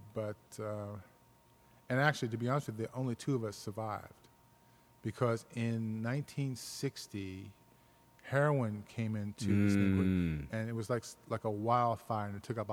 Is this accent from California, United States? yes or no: no; New York City, New York, United States; I was born in New York City, in Manhattan, Midtown Manhattan, in the 50s. And grew up in a diverse neighborhood